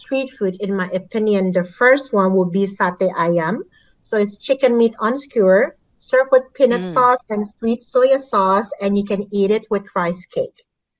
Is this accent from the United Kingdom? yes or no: no; Jakarta, Indonesia; So I was born and raised in Jakarta, so I've been living here for more than 30 years.